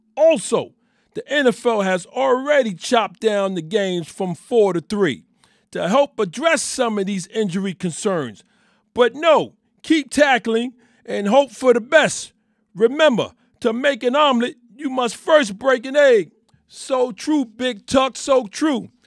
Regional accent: New York City, New York, United States; I am born and raised in New York City

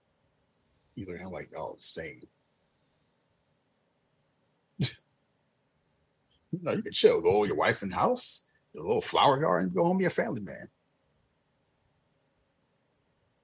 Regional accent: Philadelphia, Pennsylvania, United States; I grew up in Philly

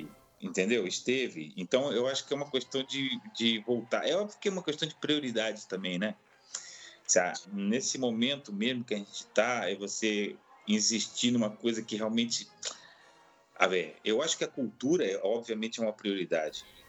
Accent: Brazil; eu como sendo europeu, meu, eu ia com passaporte europeu, sou brasileiro também, eu tenho os dois passaportes

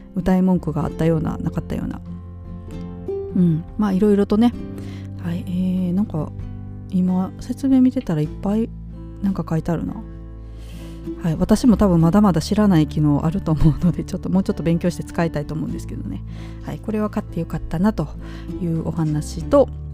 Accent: Nara, Japan; moved away; やっぱり私奈良県生まれ育ちですので

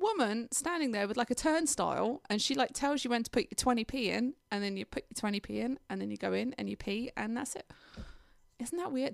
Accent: England, United Kingdom; now in United States; I'm from England, I don't really know London

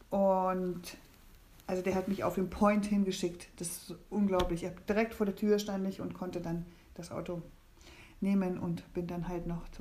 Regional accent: East Germany, Germany; Ich bin sehr dankbar, ich bin im Osten groß geworden und äh, in diesem Sozialismus, auch da habe ich viel gelernt.

